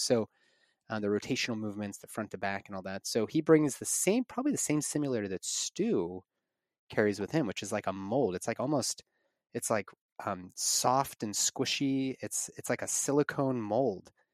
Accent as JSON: {"language": "English", "area": "near Pittsburgh", "region": "Western Pennsylvania", "country": "United States", "tie": "born or raised there", "said": "Western Pennsylvania in my hometown near Pittsburgh"}